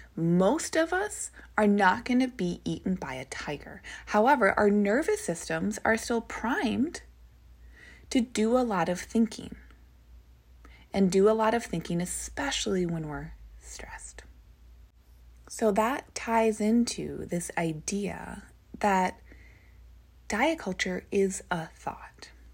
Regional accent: Minnesota, United States; Where I grew up, so is where my family lives. We live in Minnesota

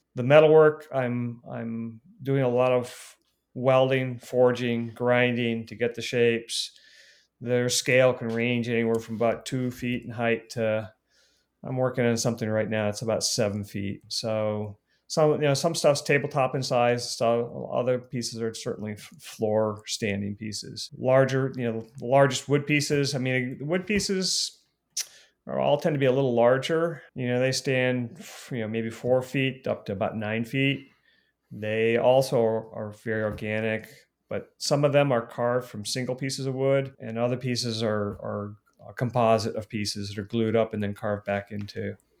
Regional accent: Northeast Ohio, United States; now in Fort Bragg, United States; I am from Northeast Ohio

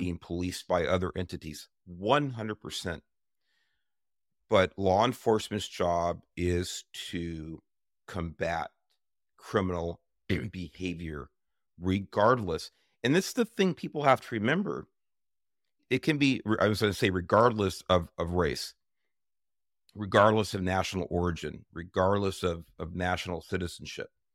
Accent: Los Angeles, California, United States; I grew up in South East Los Angeles in the nineteen sixties and seventeens

